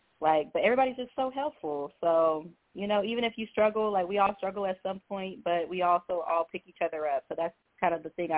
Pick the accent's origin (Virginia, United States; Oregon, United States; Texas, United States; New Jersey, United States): Texas, United States; Houston; also born or lived in Beaumont, Texas / New Mexico; So I was actually born in Beaumont, but then I lived in Houston, like, when I was a kid. And then I moved to New Mexico for, like, 8 years